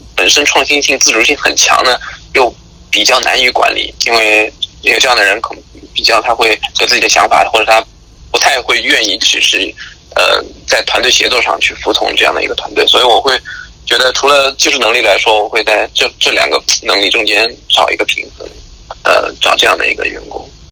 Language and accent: Chinese; China; moved away as an adult; 我中国的经历或者是我中国的 呃，学习和工作的经历